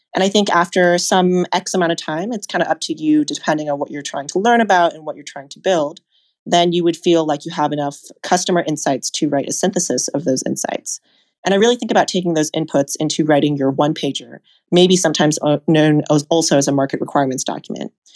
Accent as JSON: {"language": "English", "town": "Seattle", "region": "Washington", "country": "United States", "tie": "born or raised there", "said": "I grew up in Seattle"}